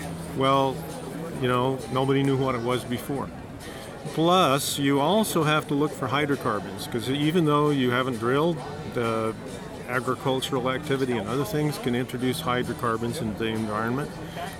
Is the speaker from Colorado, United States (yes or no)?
yes; Colorado, United States; I'm from Colorado.